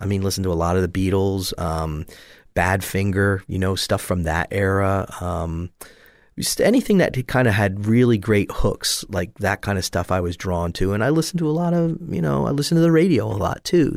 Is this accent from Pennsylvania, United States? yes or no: yes; Catasauqua, Pennsylvania, United States; moved away as an adult; also born or lived in Allentown, Pennsylvania / New York City / Pittsburgh; now in Southwest Florida, United States; I was born in Allentown, Pennsylvania, and I grew up just outside of Allentown in, uh, Cady, is the neighborhood Ca, well, town called Cady, or Cattasauqua is the actual name